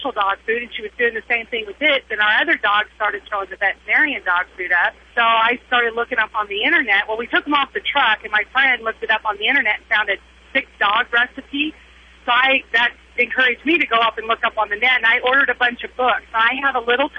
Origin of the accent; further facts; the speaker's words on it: Idaho, United States; I am originally from Idaho